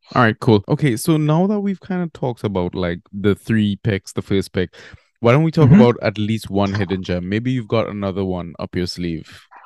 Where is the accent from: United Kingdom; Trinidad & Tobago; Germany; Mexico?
Trinidad & Tobago; moved away; also born or lived in Barbados; I'm actually from Trinidad and Tobago.